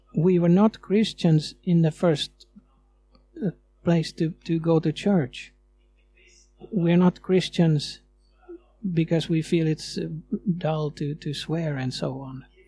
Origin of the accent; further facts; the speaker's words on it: Sweden; moved away as an adult; now in Finland; You might hear that I'm coming from Sweden, from the way I talk